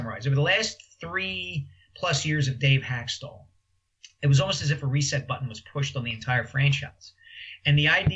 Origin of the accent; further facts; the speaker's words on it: Philadelphia, Pennsylvania, United States; moved away as an adult; also born or lived in New York; I came back to Philadelphia when the Inquirer hired me